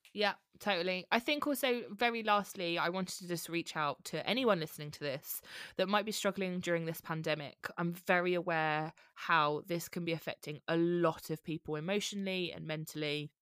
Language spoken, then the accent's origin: English; Bromley, London, United Kingdom; moved away as an adult; now in Leigh-on-Sea, United Kingdom; I'm from Bromley, where you are